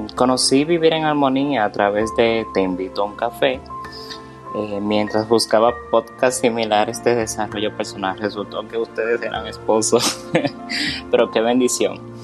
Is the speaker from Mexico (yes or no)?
no; Spain; soy de España